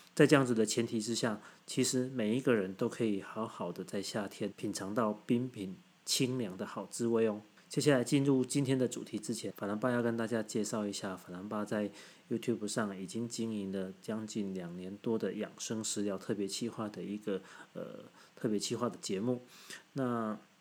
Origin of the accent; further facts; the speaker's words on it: southern Taiwan, Taiwan; 我们南部人